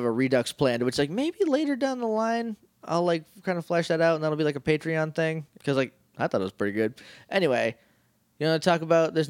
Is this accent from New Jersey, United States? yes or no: no; New Hampshire, United States; I grew up in New Hampshire.